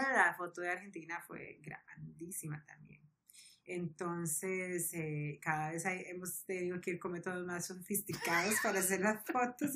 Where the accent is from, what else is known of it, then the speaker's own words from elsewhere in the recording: Costa Rica; nosotros los ticos que habíamos ido, éramos como cinco ticos